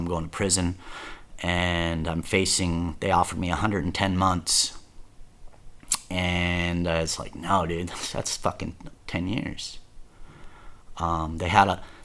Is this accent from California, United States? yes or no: yes; Garden Grove, California, United States; moved away; also born or lived in Lake Havasu, Arizona; I'm from Orange County.